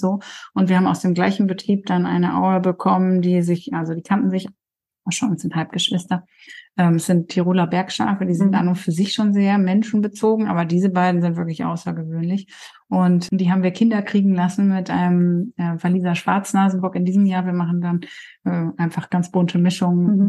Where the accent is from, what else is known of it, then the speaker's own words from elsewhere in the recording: Coesfeld, North Rhine-Westphalia, Germany; now in Darup, Germany; Ich bin gebürtige Kursfelderin und mein Mann kommt aus Rheine. Mhm. Ähm, also wir sind beide quasi Münsterlandkinder